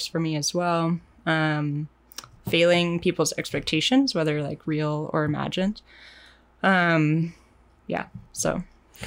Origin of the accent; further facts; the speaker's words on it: Portland, Oregon, United States; also born or lived in Wisconsin; I was raised in the Portland area as well.